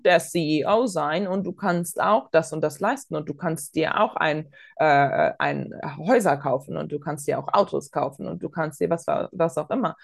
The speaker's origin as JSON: {"language": "German", "town": "Bonn", "region": "North Rhine-Westphalia", "country": "Germany", "tie": "born or raised there", "also_born_or_lived": "Latvia", "moved": "yes", "said": "Ich bin selbst äh, in Bonn zur Schule gegangen"}